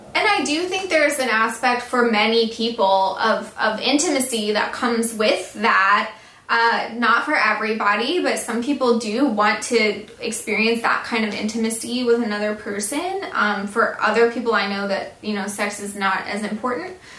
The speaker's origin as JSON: {"language": "English", "region": "the South", "country": "United States", "said": "I'm from the South"}